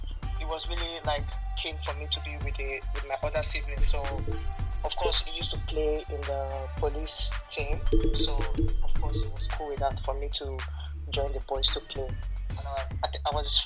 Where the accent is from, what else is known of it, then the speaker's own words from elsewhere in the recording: Delta, Nigeria; accent: Warri girls or Delta people; moved away; also born or lived in Kogi State / Benue State; I'm from Kogi State, but I grew up I was born in Delta State actually. So sometimes when I talk, people think like, she sounds like, you know, Warri girls or Delta people